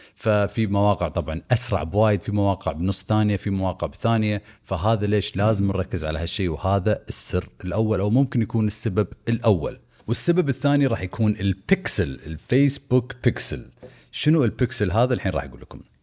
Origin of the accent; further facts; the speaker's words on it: Kuwait; احنا هنا عندنا بالكويت